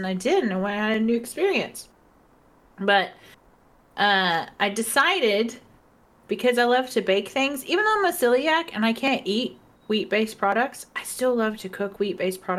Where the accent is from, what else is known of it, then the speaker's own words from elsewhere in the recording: the American South, United States; accent: Texas; moved away as an adult; also born or lived in Texas; now in Belfast, United Kingdom; in the American South, our bread is very light and airy